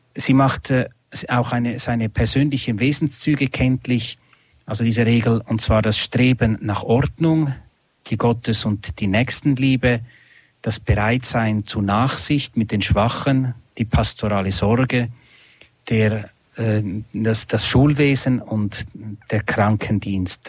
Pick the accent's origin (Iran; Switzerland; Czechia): Switzerland; in Einsiedeln bei uns in der Schweiz